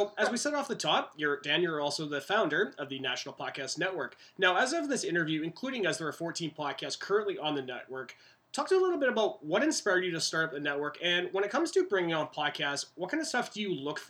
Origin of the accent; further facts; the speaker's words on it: Canada; also born or lived in West Coast, Canada; for myself being a Canadian